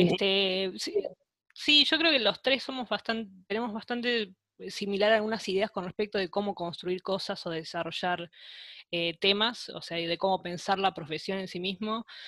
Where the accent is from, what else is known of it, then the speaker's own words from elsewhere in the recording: Avellaneda, Buenos Aires Province, Argentina; also born or lived in Lomas de Zamora; nací en Lomas de Zamora, pero al poquito tiempo me vine para Avellaneda, así que yo siento que eh, gran parte mía de, acá de Avellaneda